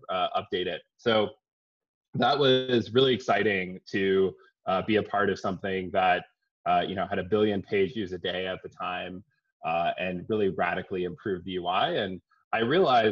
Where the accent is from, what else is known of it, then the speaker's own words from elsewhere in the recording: San Diego, California, United States; also born or lived in Boston / San Francisco; I'm from California. I grew up in San Diego. I'm a Californian at heart